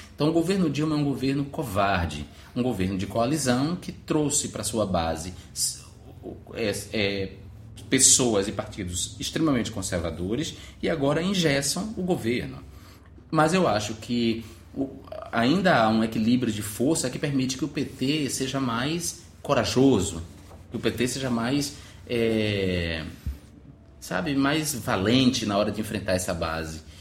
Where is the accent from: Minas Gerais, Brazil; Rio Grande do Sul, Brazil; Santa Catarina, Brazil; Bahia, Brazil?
Bahia, Brazil; Alagoinhas; moved away as an adult; now in Rio de Janeiro, Brazil; eu sou um, um cara de Alagoinhas, de minha cidade natal, moro no Rio de Janeiro há nove anos